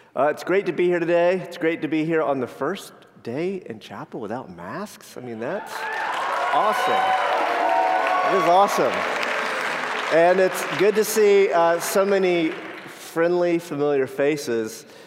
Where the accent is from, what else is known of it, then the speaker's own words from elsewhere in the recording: Florida, United States; I grew up in Florida